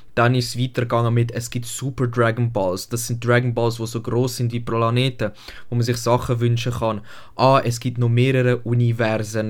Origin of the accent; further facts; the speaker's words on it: Switzerland; bei uns in Deutschland, in der Schweiz eigentlich